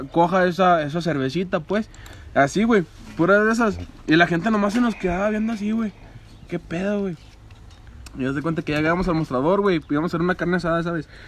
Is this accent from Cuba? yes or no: yes; Cuba; Pues yo soy, yo soy de Cuba.